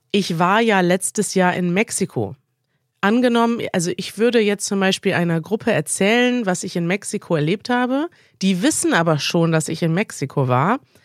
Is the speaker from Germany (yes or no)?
no; Russia; German is a second language; ich bin 16 Jahre alt und ich bin in Russland geboren